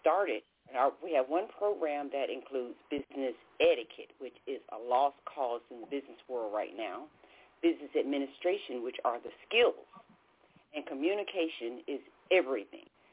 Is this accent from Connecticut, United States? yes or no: yes; Bridgeport, Connecticut, United States; now in Charlotte, United States; I'm actually from Bridgeport, Connecticut, but we're right here in Charlotte, North Carolina